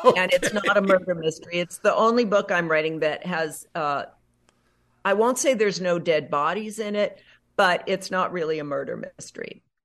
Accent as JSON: {"language": "English", "region": "Nebraska", "country": "United States", "tie": "born or raised there", "also_born_or_lived": "North Dakota / New York City, United States", "moved": "as an adult", "lives_now": "Los Angeles, United States", "said": "I grew up mostly in Nebraska"}